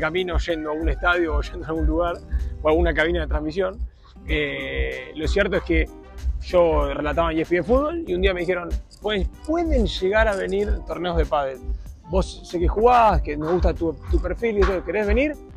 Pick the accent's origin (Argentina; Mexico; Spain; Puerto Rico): Argentina; siendo argentino